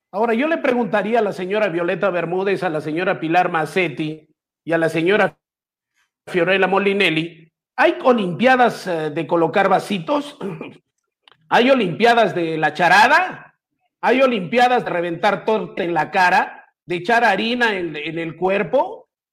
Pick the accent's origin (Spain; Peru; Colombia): Peru; mi país